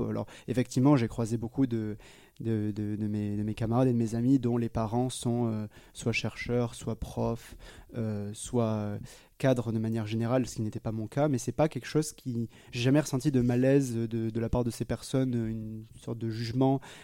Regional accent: Foulayronnes, Nouvelle-Aquitaine, France; now in Lyon, France; j'ai grandi dans une charmante ville qui s'appelle Fouléronne et qui ne dira rien à personne, qui est près d'Agen, qui ne dira peut-être rien à personne non plus, euh, qui est globalement euh, entre Bordeaux et Toulouse dans le sud-ouest de la France.

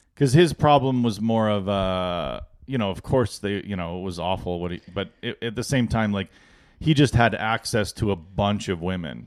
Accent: Edmonton, Alberta, Canada; I'm from Edmonton

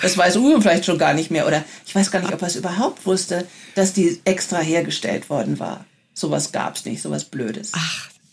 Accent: Germany; als Deutsche

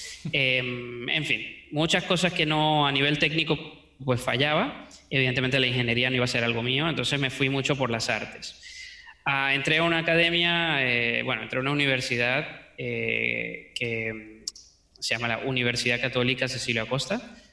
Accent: Venezuela; accent: Venezuelan; also born or lived in United States; Entonces, bueno, nací en Venezuela, me crié en Estados Unidos. Luego, cuando volvimos a Venezuela, me crié en muchas partes de Venezuela.

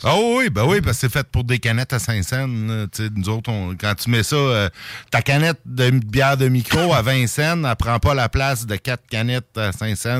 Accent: Saint-Jérôme, Quebec, Canada; je viens de Saint-Jérôme, dans Laurentide, à côté, il y a Sainte-Sophie

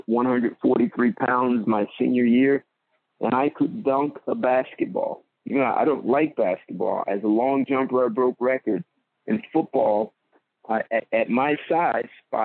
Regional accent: Marlboro, New Jersey, United States; I'm a Jersey boy, so I lived in a town called Marlboro, New Jersey

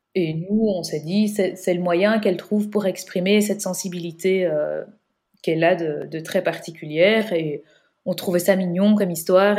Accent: Belgium; on est belge

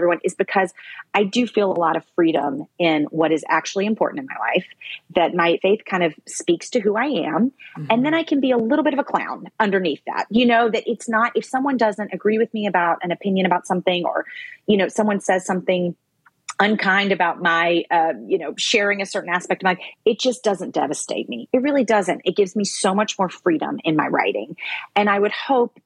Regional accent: the Bible Belt, United States; now in New York City, United States; I grew up in the Bible Belt, but I live in New York City now.

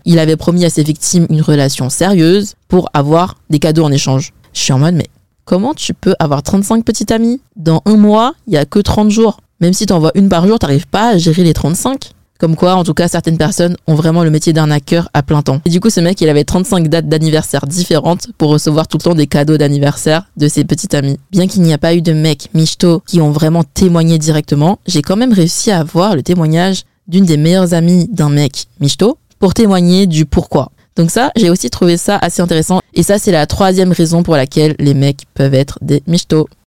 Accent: France; je suis née en France.

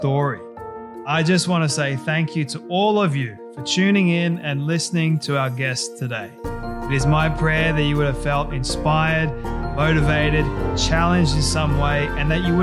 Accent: Australia; I'm Aussie

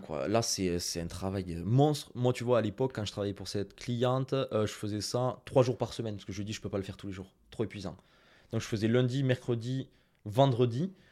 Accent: Toulouse, Occitania, France; Excusez-moi pour mon accent anglais, hein, je suis très toulousain.

